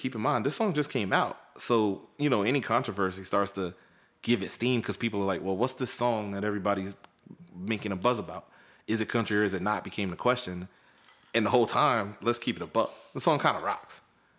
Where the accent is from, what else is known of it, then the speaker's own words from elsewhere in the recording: the South, United States; from the South